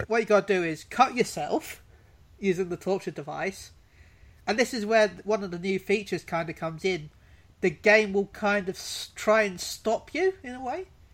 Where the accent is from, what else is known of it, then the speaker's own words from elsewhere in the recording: United Kingdom; I'm British